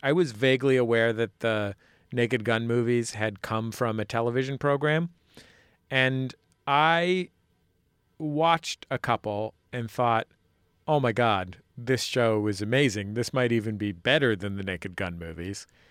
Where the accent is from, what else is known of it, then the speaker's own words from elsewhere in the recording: San Francisco, California, United States; moved away; a native San Franciscan myself